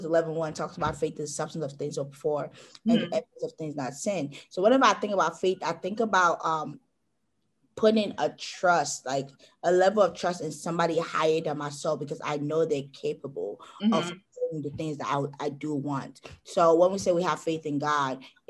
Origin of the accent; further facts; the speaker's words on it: Nigeria; I am Nigerian.